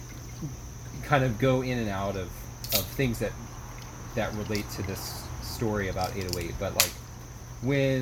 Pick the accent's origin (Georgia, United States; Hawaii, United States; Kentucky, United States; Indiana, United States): Georgia, United States; Atlanta; moved away; my hometown